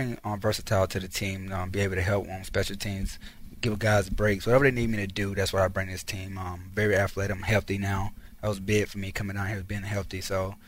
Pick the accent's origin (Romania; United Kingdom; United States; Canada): United States; Alabama; also born or lived in Cleveland; now in Houston, United States; I'm from Alabama